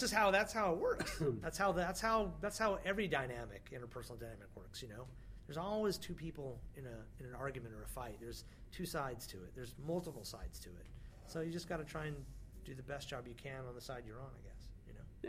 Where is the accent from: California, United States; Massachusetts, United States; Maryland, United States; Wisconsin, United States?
California, United States; Weed; now in New York, United States; i am from California, but I grew up most of my years in a town called Weed, California